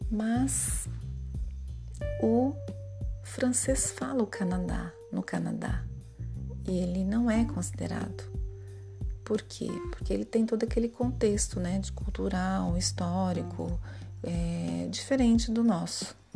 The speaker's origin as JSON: {"language": "Portuguese", "country": "Brazil", "said": "nós somos é, é, latino-americanos? Somos, brasileiro é, é Latino-americano? É. Também sul-americano? Sim"}